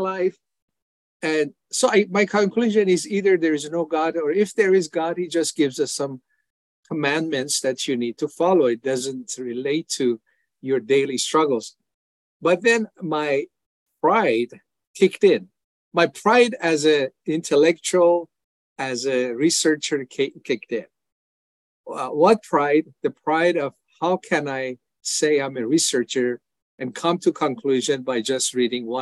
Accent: Iran; moved away as an adult; now in United States; I was born in Iran as a Muslim, and I followed Islam pretty religiously when I was younger

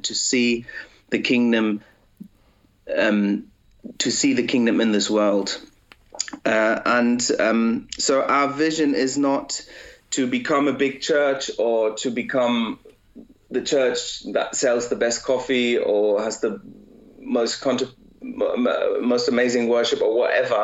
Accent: Germany; I was raised in Germany, and I was born in Germany, but my parents spoke English

